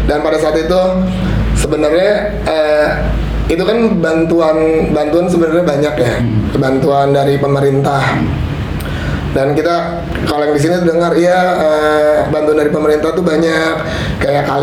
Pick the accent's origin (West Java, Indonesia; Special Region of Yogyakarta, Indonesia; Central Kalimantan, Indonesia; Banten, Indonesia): Banten, Indonesia; Carita; also born or lived in Jakarta; Lahir besar di Carita, habis itu sempat uh, eh, sekolah di Jakarta waktu itu ikut sama kakak lah tapi orang tua tetap di sini